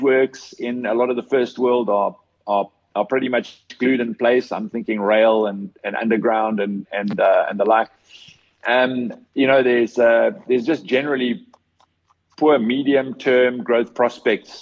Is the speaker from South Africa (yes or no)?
yes; South Africa; as a South African